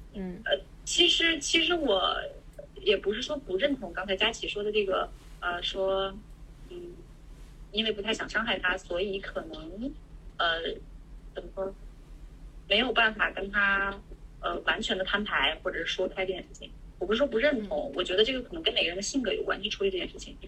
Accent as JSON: {"language": "Chinese", "region": "Northeast China", "country": "China", "said": "因为我是东北人嘛"}